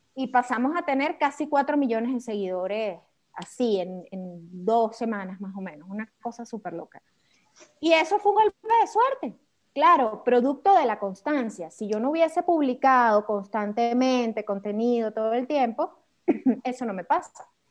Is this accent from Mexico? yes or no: no; Venezuela; accent: caraqueño; yo soy venezolana